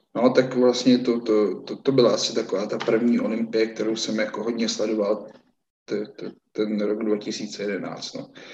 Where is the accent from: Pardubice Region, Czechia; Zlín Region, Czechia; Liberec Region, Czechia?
Pardubice Region, Czechia; Lázně Bohdaneč; u nás v Lázních Boranči v takovém prostě menším lázeňském fitku